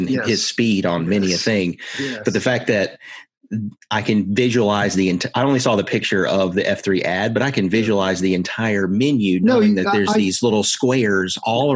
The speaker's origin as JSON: {"language": "English", "town": "Asheville", "region": "North Carolina", "country": "United States", "tie": "born or raised there", "said": "Growing up in Asheville, playing football as a youth"}